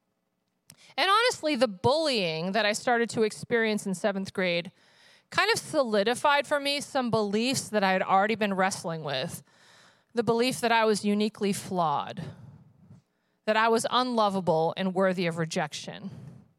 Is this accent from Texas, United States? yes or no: no; upstate New York, United States; also born or lived in Vermont; I was born in Vermont, but my parents actually lived in upstate New York at the time